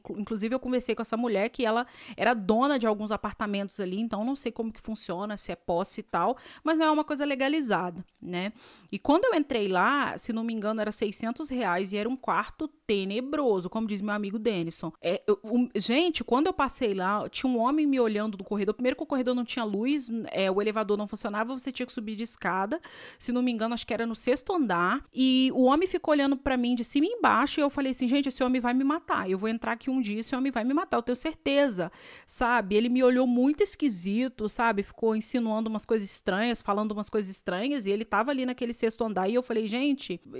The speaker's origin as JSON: {"language": "Portuguese", "town": "Vassouras", "region": "Rio de Janeiro", "country": "Brazil", "said": "Eu vinha de uma cidade, eu vim de Vassouras, de Valença, que os quartinhos para estudante era 500 reais."}